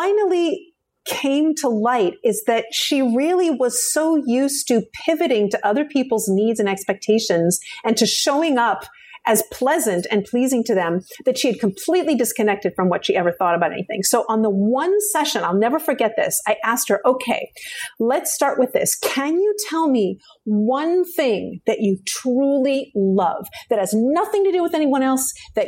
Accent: Vancouver, British Columbia, Canada; moved away; I'm from British Columbia

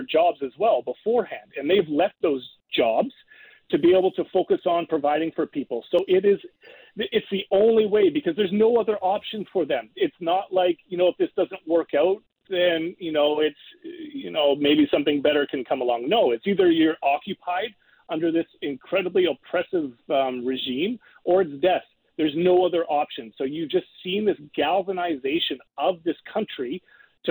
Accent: Canada; I'm Canadian

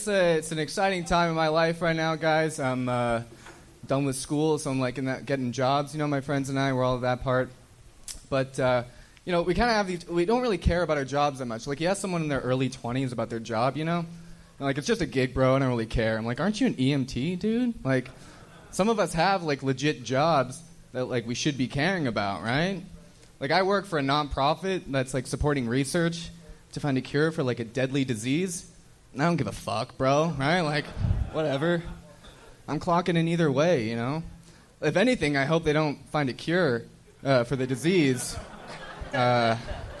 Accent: Winnipeg, Manitoba, Canada; born or raised there; also born or lived in Santa Barbara; now in Los Angeles, United States

